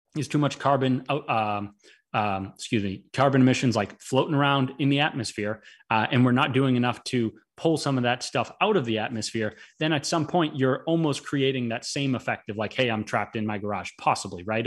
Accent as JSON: {"language": "English", "town": "Boston", "region": "Massachusetts", "country": "United States", "also_born_or_lived": "Florida", "said": "I am normally from Boston"}